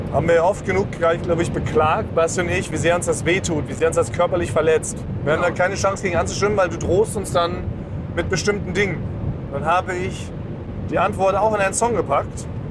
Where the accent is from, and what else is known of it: Berlin, Germany; born or raised there